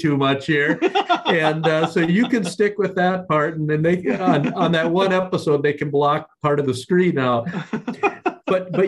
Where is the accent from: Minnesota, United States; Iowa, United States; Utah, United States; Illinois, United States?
Minnesota, United States; northern; I'm from northern Minnesota